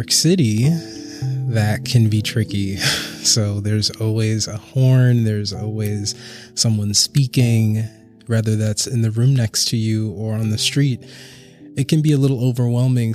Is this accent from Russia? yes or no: no; Charleston, South Carolina, United States; now in Brooklyn, United States; I'm originally from Charleston, South Carolina, and I currently live and work in Brooklyn, New York.